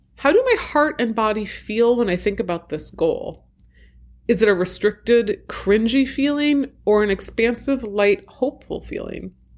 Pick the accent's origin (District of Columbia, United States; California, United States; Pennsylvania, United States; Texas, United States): District of Columbia, United States; Washington; an attempted coup in my hometown